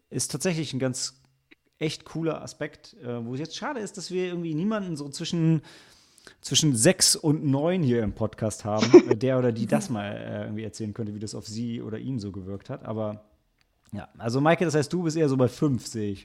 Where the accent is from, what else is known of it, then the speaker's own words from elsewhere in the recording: Lilienthal, Lower Saxony, Germany; auf so einem Feldweg in Lilienthal, wo ich aufgewachsen bin